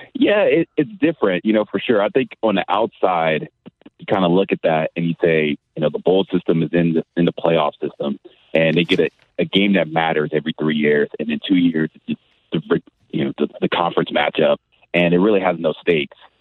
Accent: California, United States; also born or lived in Florida / Indiana / New Mexico; now in St. Louis, United States; I'm from California

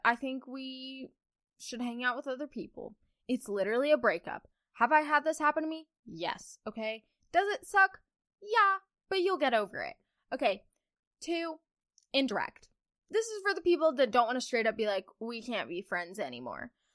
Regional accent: Kentucky, United States; I'm from Kentucky, guys. I'm a farm girl.

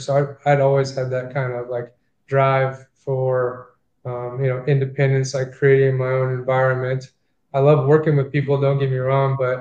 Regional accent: Hanford, California, United States; now in Jacksonville, United States; I grew up in Hanford, California, which is a small town of maybe like 20,000-30,000 people

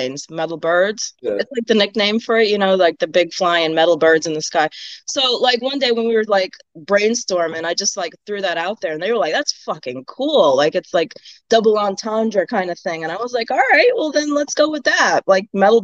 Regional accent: Maryland, United States; now in Houston, United States; I'm from Maryland originally. Well, I'm a Maryland girl

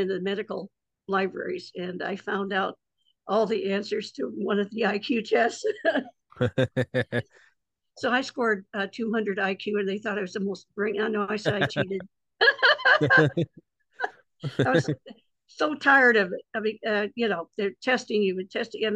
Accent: South Bend, Indiana, United States; I was born in South Bend, Indiana, which is right on top of Notre Dame

